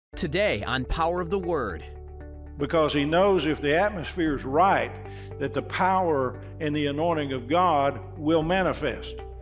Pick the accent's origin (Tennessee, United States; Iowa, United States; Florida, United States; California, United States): Tennessee, United States; Knoxville; I grew up here in Knoxville